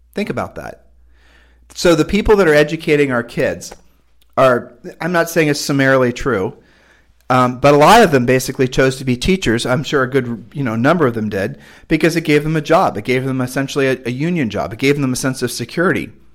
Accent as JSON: {"language": "English", "country": "United States", "tie": "born or raised there", "said": "I was raised in America"}